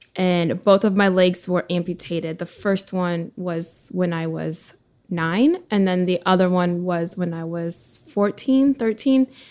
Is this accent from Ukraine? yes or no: yes; Ukraine; moved away; I was born in Ukraine originally